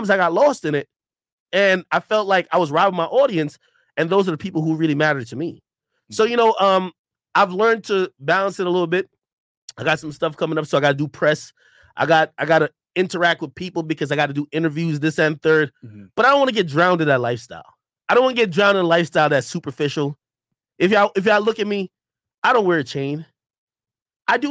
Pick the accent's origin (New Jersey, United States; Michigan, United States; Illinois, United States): New Jersey, United States; also born or lived in Jamaica; My mom brought me over here and we lived in New Jersey